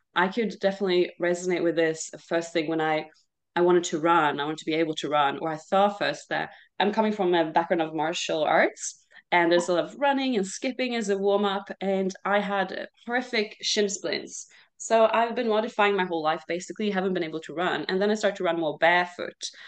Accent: Sweden; moved away as an adult; also born or lived in Australia; I grew up here mostly in Sweden when I was little.

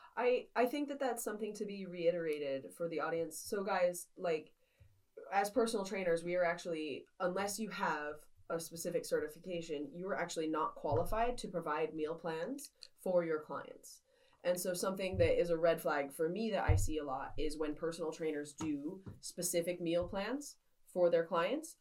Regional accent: New Mexico, United States; I'm from New Mexico

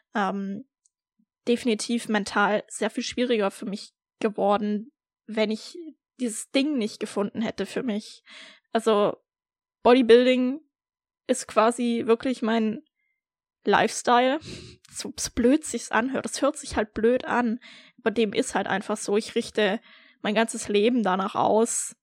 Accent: Baden-Württemberg, Germany; moved away as an adult; also born or lived in Berlin; ich komme ursprünglich aus Deutschland, aus Baden-Württemberg

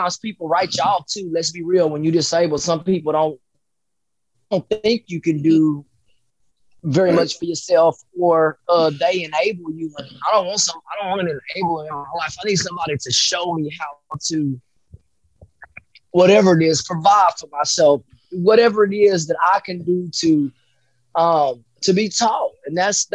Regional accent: Dallas-Fort Worth, Ellis County, Texas, United States; I'm from, like I said, Ellis County, so I've lived here all of my life

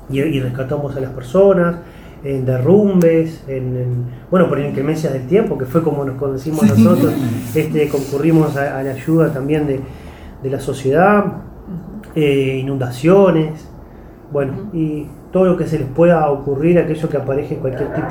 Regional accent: Tala, Canelones, Uruguay; él, era sargento en, la ciudad de Tala, Canelones, de donde soy oriundo.

